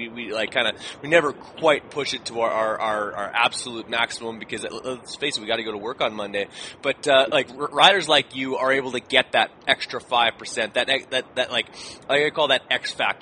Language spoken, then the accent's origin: English; Canada; I am Canadian